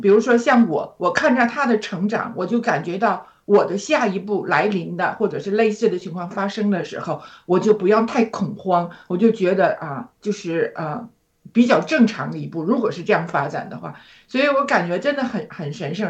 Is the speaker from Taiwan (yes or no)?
no; China; now in Australia; 而我们中国人呢，却一直是，呃，崇尚西方